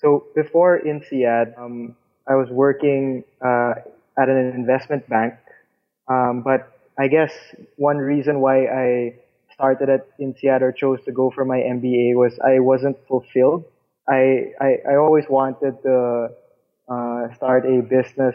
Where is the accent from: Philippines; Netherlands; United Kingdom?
Philippines; I'm from the Philippines